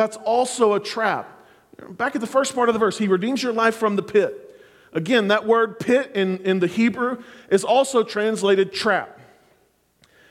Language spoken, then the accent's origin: English; Clinton, Oklahoma, United States; now in Oklahoma City, United States; When I was growing up in Clinton